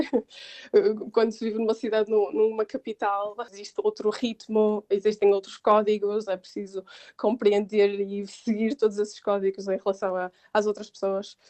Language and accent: Portuguese; Porto, Norte, Portugal; moved away as an adult; now in England, United Kingdom; eu sou do Porto